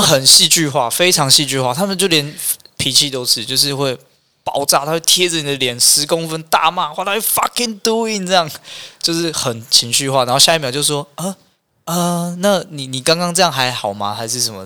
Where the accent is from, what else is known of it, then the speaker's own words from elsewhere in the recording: Taiwan; 我们台湾人讲沙拉